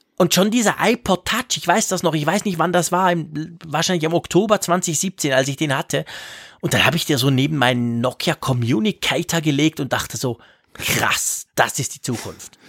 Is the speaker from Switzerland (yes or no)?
yes; Switzerland; als Schweizer